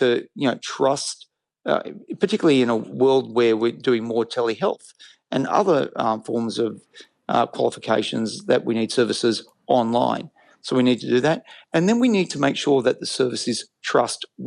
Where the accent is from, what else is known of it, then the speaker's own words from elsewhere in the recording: Australia; I'm an Australian.